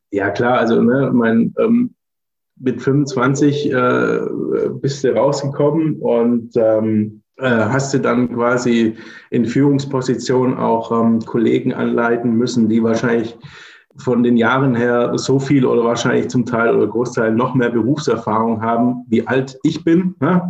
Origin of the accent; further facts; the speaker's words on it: Swabia, near Stuttgart, Baden-Württemberg, Germany; moved away as an adult; also born or lived in Berlin / Cologne / Allgäu; now in Braunschweig, Germany; ich bin gebürtiger Schwabe, ne, komme aus der Nähe von Stuttgart